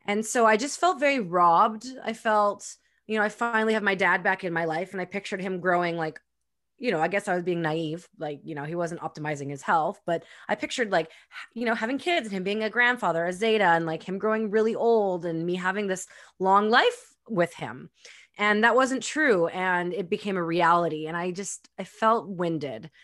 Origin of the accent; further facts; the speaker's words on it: Winnipeg, Manitoba, Canada; now in Pemberton, Canada; I was born and raised in Winnipeg, Manitoba